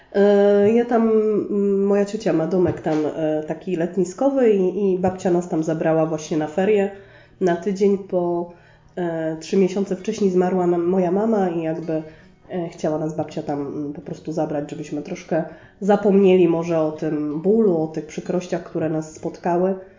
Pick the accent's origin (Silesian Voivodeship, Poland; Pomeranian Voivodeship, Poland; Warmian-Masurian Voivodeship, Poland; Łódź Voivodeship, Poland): Silesian Voivodeship, Poland; Sosnowiec; Ja jestem tu z Sosnowca i tu się urodziłam i tu się wychowałam